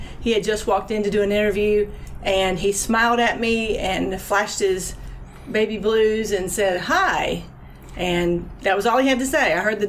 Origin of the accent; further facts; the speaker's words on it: Florida, United States; moved away as an adult; also born or lived in North Carolina; now in Kentucky, United States; I grew up in Florida and moved to North Carolina years ago